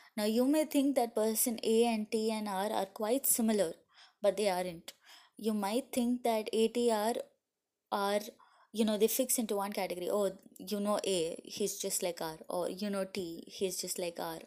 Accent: India; I'm from India

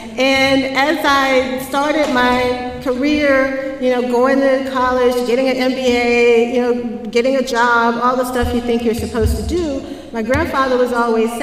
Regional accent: Jackson, Mississippi, United States; I grew up in Jackson, Mississippi

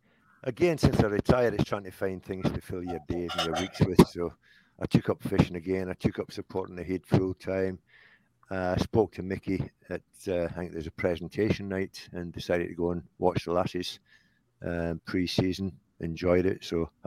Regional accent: Scotland, United Kingdom; now in Gateshead, United Kingdom; I've been here 46 years now, so I'm a nationalised Geordie, I'm not a Scotsman. I don't follow Scotland.

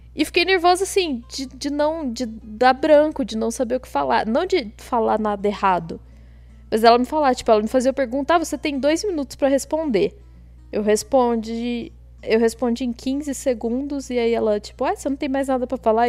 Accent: Botelhos, Minas Gerais, Brazil; also born or lived in Poços de Caldas; eu sou de Botelhos, que talvez muita gente não conheça, uma cidadezinha muito pequenininha

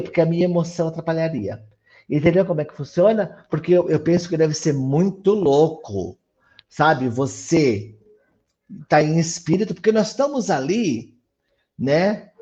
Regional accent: São Paulo, Brazil; also born or lived in Mauá; eu sou de São Paulo, tá? Eu moro no ABC, eu moro em Mauá

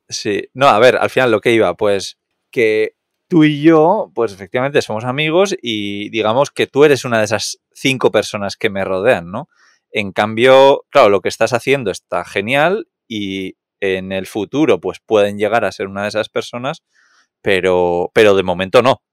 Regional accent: Catalonia, Spain; Soy muy catalán

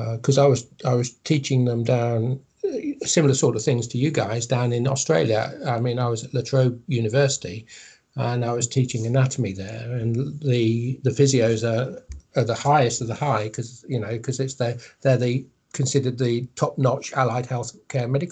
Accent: Countesthorpe, East Midlands, United Kingdom; also born or lived in Wigston / Market Harborough; I'm a Leicester boy, so, and I know South Leicester. I'm from Wigston, which is down south, but then was brought up in Countersault, which is a bit further south.

